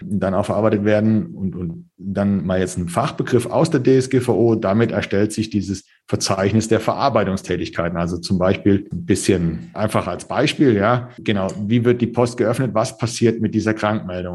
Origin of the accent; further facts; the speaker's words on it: Germany; bei uns in Deutschland